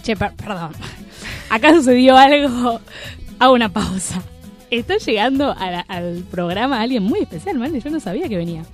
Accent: Buenos Aires, Argentina; somos porteños

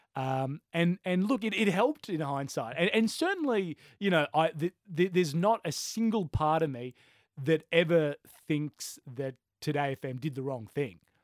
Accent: Brisbane, Queensland, Australia; growing up in Brisbane

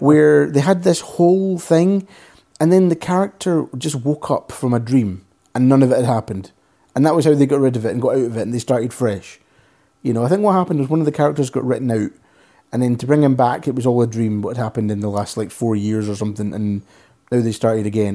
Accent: Scotland, United Kingdom; accent: soft Scottish; I'm Scottish

